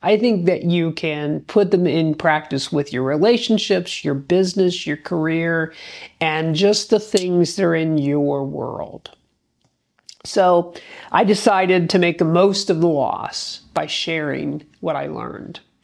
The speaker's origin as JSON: {"language": "English", "town": "Gahanna", "region": "Ohio", "country": "United States", "tie": "born or raised there", "said": "city council in my hometown of Gahanna, Ohio"}